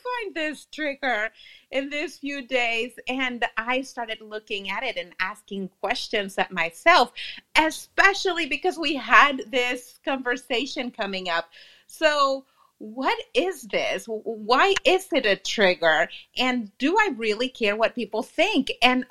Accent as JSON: {"language": "English", "town": "Laredo", "region": "Texas", "country": "United States", "tie": "born or raised there", "moved": "yes", "lives_now": "Dallas, United States", "said": "I'm visiting my hometown. I am from Laredo, or the two Laredos. That's in the border town between Texas and Mexico."}